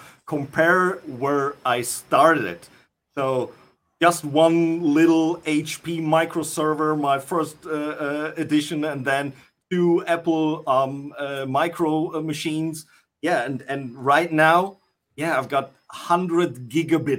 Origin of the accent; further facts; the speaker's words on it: North Rhine-Westphalia, Germany; I'm from good old Germany